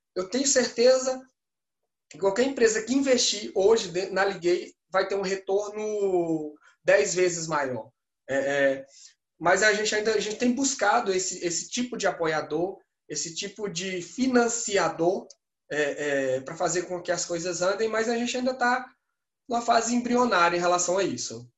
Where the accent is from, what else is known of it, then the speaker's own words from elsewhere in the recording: Pernambuco, Brazil; moved away; also born or lived in Minas Gerais; eu sou pernambucano